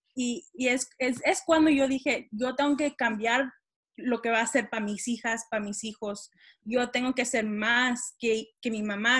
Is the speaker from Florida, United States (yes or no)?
no; Texas, United States; desde que yo nací y crecí en Texas